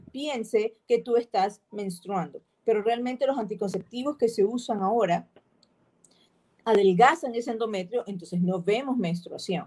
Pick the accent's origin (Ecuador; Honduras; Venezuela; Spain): Ecuador; Nosotros tenemos una particularidad como sociedad, como ecuatorianas que somos